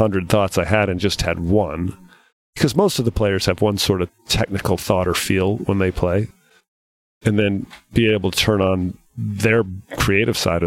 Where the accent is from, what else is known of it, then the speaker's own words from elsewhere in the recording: Rhode Island, United States; Billy Andrade and I we grew up together in Rhode Island